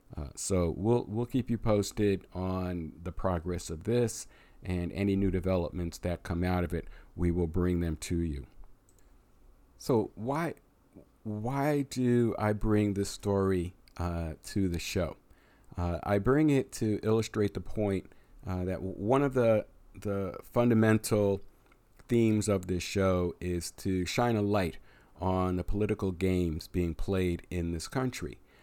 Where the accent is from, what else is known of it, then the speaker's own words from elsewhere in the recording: Pennsylvania, United States; my home state of Pennsylvania